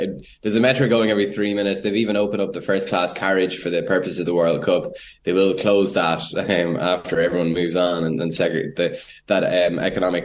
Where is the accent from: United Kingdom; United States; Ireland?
Ireland; an Irish journalist